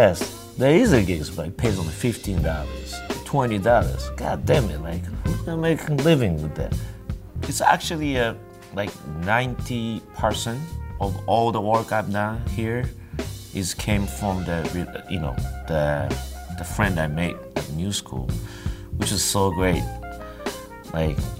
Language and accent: English; Japan; now in New York, United States; I'm from Japan, and I play the trumpet